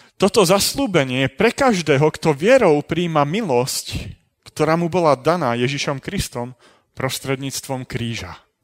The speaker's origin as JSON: {"language": "Slovak", "town": "Trenčín", "region": "Trenčín Region", "country": "Slovakia", "tie": "born or raised there", "said": "narodil som sa, aj som vyrastal v Trenčíne"}